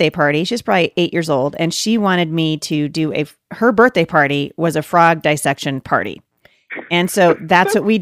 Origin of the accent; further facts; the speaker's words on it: Portland, Oregon, United States; I live, near Portland, but I was born and raised right in the Portland, Oregon area